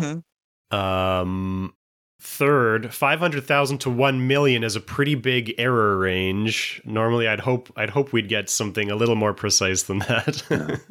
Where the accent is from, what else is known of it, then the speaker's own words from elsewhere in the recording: Canada; in Canada, especially in the 90s, a lot of our popular culture was dominated by showing that we're not American